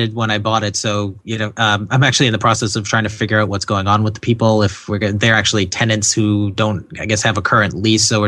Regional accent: New England, United States; I'm from New England

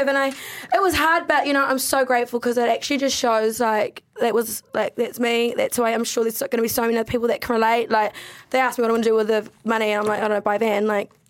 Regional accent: United Kingdom; now in New Zealand; I'm a British bitch.

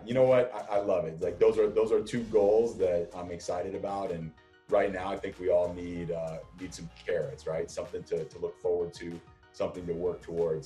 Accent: Los Angeles, California, United States; now in San Francisco, United States; my mom and dad are still in the house that I grew up in in Southern California

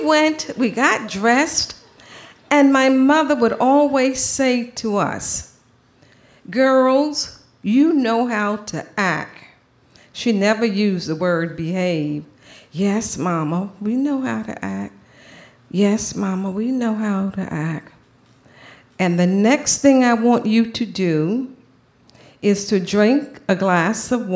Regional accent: Savannah, Georgia, United States; I grew up in Savannah, Georgia, in the deep, deep South.

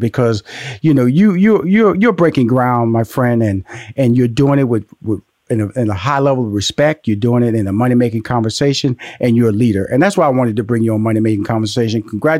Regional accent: Houston, Texas, United States; also born or lived in Louisiana; I'm from Houston, Texas, by way of Louisiana.

